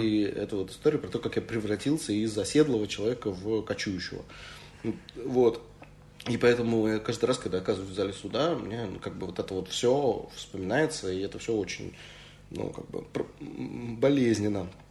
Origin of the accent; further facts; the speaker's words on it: Saint Petersburg, Russia; moved away; also born or lived in Moscow; Одновременно я как бы, петербуржец и москвич. Ну вот. Но не получается на самом деле, потому что в Москве я все время петербуржец, а в Петербурге я все время москвич